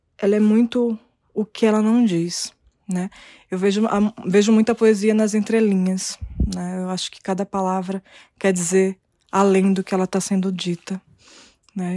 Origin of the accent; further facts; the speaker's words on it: Brazil; Nasci aqui no Brasil